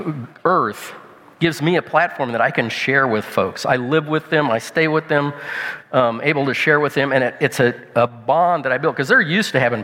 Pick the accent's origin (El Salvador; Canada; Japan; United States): United States; Illinois; I'm a farmer from Illinois, from the States